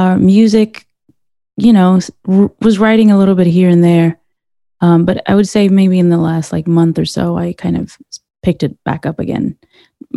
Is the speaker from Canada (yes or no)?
no; Sweden; moved away as an adult; now in Glendale, United States; I was born and raised in Sweden, and I was in the U.S. on an artist visa